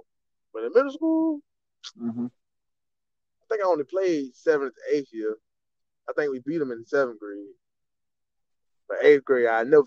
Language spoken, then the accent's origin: English; Yulee, Florida, United States; also born or lived in Fernandina Beach, Florida; But I'm from Yuli, motherfucker.